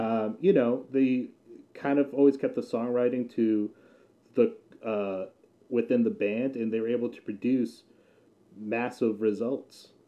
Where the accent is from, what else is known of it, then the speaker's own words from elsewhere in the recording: New England, United States; I grew up in New England, so I'm a big uh, Patriots fan